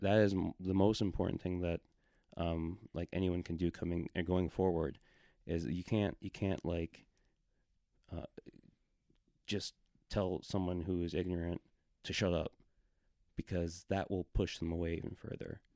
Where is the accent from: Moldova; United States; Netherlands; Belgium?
United States; Milwaukee suburb, Wisconsin; moved away; I grew up in not a small town, twenty-six thousand people, but it was in a, um, suburb of, of, uh, Milwaukee suburb in Wisconsin.